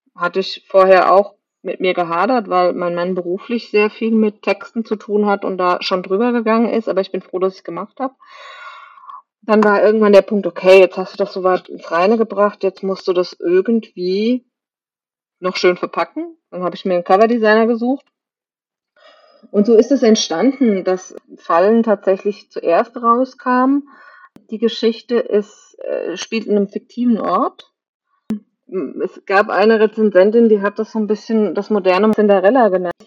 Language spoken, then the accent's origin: German; Kaiserslautern, Rhineland-Palatinate, Germany; bin geboren in der Nähe von Kaiserslautern, bin in Kaiserslautern in die Schule gegangen